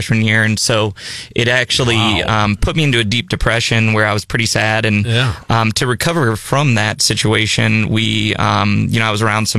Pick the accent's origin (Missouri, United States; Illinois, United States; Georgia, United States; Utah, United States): Illinois, United States; Peoria; now in Columbia, United States; I'm from Peoria, Illinois